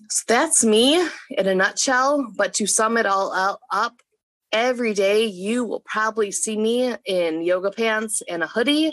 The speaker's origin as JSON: {"language": "English", "town": "Chicago", "region": "Illinois", "country": "United States", "tie": "born or raised there", "also_born_or_lived": "Paducah", "moved": "as an adult", "said": "I was born and raised in Chicago, Illinois, and I love it. I'm a city girl"}